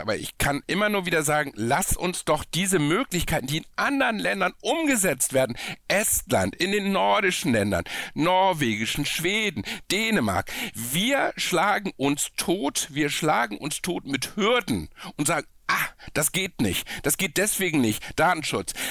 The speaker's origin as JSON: {"language": "German", "region": "Hamburg", "country": "Germany", "said": "ich komme aus Hamburg"}